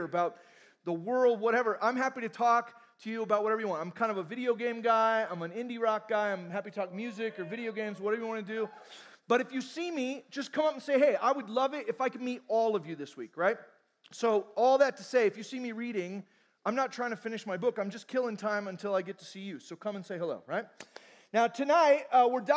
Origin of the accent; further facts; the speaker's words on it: Fullerton, California, United States; I'm from Fullerton, California